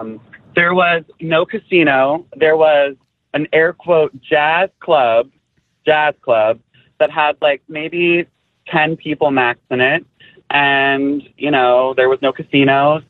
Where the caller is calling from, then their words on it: Washington Township, New Jersey, United States; I am calling from Washington Township, New Jersey.